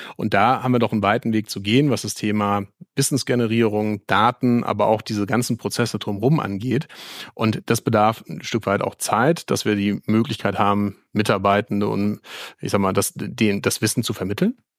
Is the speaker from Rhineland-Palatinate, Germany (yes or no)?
yes; Mainz, Rhineland-Palatinate, Germany; ich als gebürtiger Mainzer